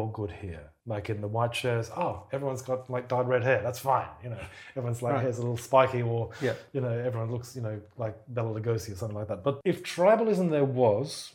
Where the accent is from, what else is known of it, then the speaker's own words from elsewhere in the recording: Townsville, Queensland, Australia; moved away as an adult; also born or lived in Brisbane; I'm from Townsville, which is a provincial city, very sort of big industrial port and an army town